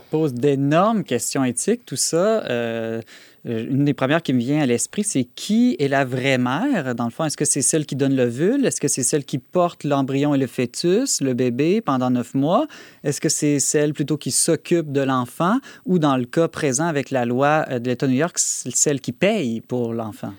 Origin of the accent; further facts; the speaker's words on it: Quebec, Canada; chez nous, au Québec